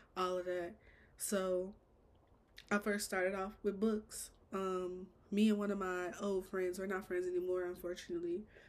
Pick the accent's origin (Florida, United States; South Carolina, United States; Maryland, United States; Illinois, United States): Illinois, United States; Chicago; I'm born and raised Chicago.